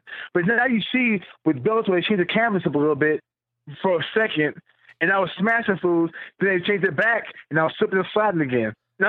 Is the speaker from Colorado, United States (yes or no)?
no; Murfreesboro, Tennessee, United States; I fought him in Nashville, Tennessee, where I was born outside Nashville, in Murfreesboro, Tennessee.